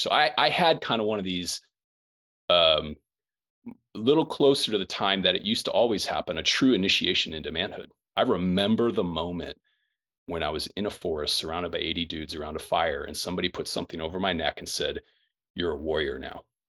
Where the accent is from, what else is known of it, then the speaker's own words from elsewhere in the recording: Quincy, Illinois, United States; grew up in Quincy, Illinois